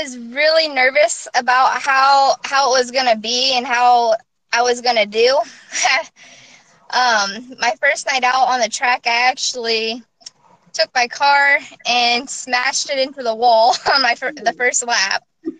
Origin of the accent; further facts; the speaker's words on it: Keokuk, Iowa, United States; Okay, I'm from Keokuk, Iowa. I'm 20 years old.